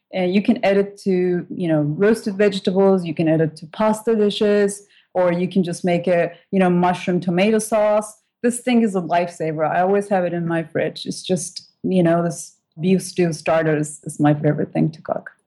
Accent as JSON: {"language": "English", "country": "Turkey", "tie": "born or raised there", "also_born_or_lived": "British Virgin Islands", "second_language": "English", "moved": "as an adult", "lives_now": "United States", "said": "we didn't eat bacon growing up in Turkey"}